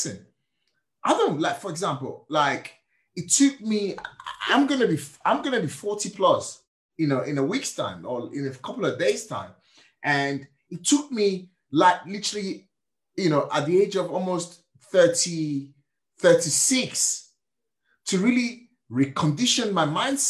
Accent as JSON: {"language": "English", "country": "Nigeria", "tie": "born or raised there", "moved": "yes", "lives_now": "United Kingdom", "said": "I was born and raised in Nigeria."}